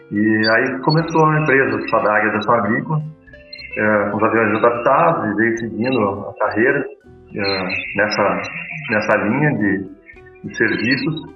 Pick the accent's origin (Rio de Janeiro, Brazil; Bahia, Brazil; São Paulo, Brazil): São Paulo, Brazil; Assis; nós somos de Assis